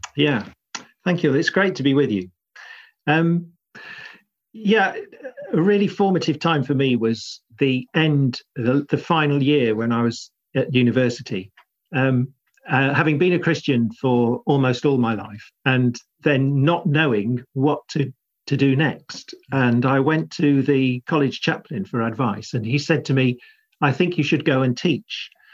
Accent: South Buckinghamshire, South East England, United Kingdom; moved away as an adult; also born or lived in Cambridge / Liverpool / Cheltenham / South London; I grew up in in South Buckinghamshire, just sleepy commuter village territory

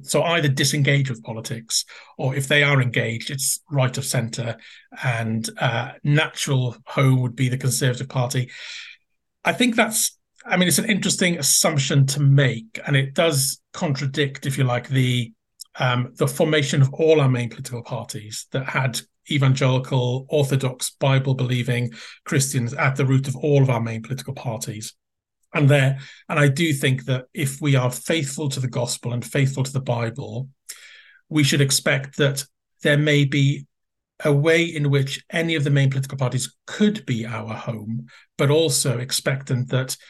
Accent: Wales, United Kingdom; moved away; it was a very Welsh-speaking community where the neighbouring area from where I grew up. So I really, in a sense, I felt local. I was a Welsh speaker

